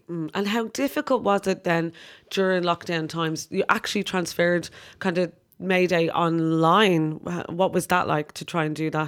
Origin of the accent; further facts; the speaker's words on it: Ireland; we're Irish